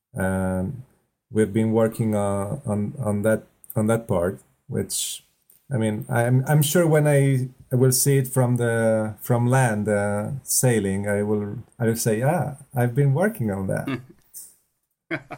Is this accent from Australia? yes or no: no; close to Milan, Lombardy, Italy; English is a second language; moved away as an adult; also born or lived in Venice, Italy; now in Spain; I come from the north of Italy, close to Milan